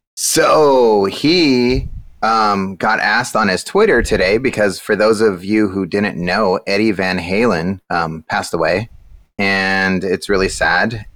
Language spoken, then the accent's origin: English; California, United States; moved away; I'm from California